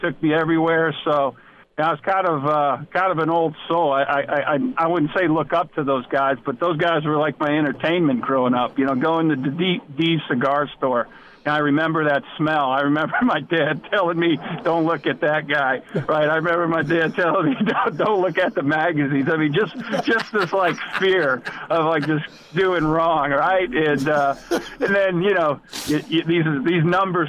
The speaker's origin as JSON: {"language": "English", "town": "Erie", "region": "Pennsylvania", "country": "United States", "tie": "born or raised there", "moved": "yes", "said": "Erie, Pennsylvania was in 1985."}